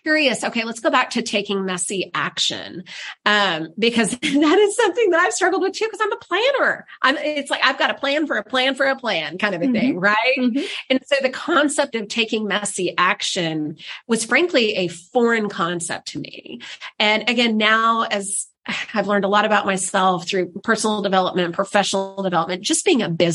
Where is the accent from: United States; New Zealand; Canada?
United States; the South; I'm from the South